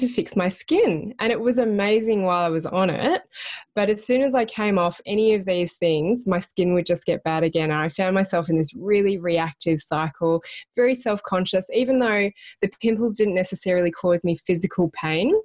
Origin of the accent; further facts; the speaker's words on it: Melbourne, Victoria, Australia; moved away as an adult; also born or lived in Brisbane, Australia; I'm originally from Melbourne.